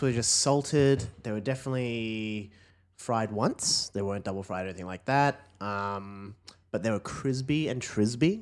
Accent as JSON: {"language": "English", "region": "Queensland", "country": "Australia", "said": "I'm a Queenslander"}